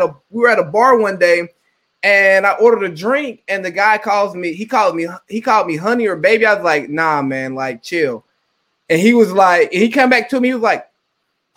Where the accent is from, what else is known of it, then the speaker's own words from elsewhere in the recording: the South, United States; I'm from the South